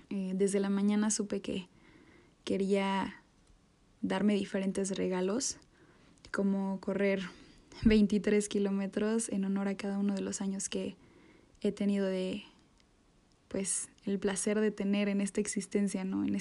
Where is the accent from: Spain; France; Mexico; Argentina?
Mexico; como buenos mexicanos con mi salsa favorita